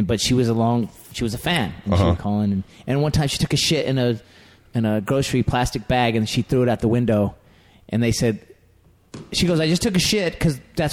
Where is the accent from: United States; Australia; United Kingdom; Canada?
United States; Las Vegas, Nevada; also born or lived in Utah; I think I was born there, and then my dad came out here to work, dealer in the hotels, and then my mom came out, followed him